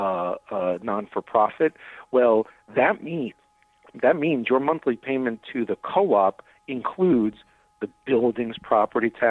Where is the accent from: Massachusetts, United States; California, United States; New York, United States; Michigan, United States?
New York, United States; now in Chicago, United States; I'm originally from New York